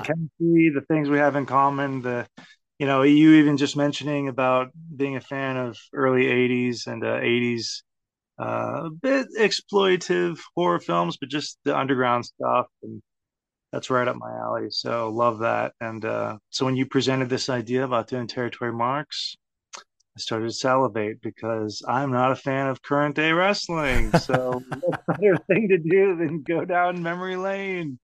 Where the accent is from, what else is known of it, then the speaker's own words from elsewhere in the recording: Texas, United States; growing up in Texas